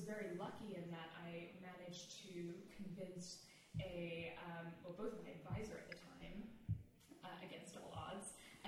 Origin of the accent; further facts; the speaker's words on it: New Jersey, United States; I grew up in New Jersey, it's one of the most diverse states